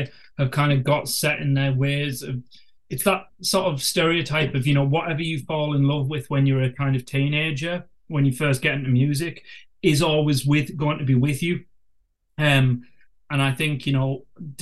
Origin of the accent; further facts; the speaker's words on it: North East England, United Kingdom; being from the northeast of England, we weren't getting any gigs around here, you know, especially in my hometown